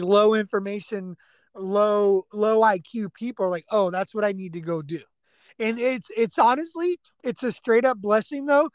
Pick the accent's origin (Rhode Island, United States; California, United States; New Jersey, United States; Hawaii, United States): California, United States; San Francisco Bay Area; now in Texas, United States; I'm from the Bay Area